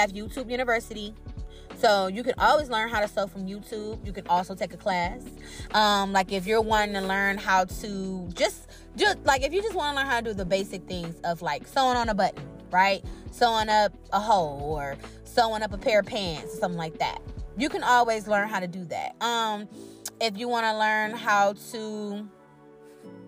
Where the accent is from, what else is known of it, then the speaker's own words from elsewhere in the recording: Cleveland, Ohio, United States; I'm from Cleveland